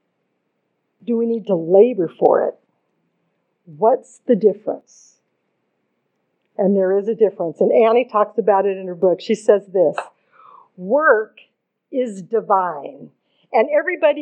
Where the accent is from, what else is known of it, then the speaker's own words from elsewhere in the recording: Santa Rosa, California, United States; moved away as an adult; also born or lived in San Diego / Oregon; Santa Rosa where I grew up